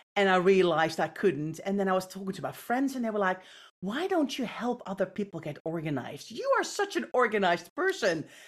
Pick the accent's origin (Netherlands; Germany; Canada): Netherlands; I grew up in the Netherlands.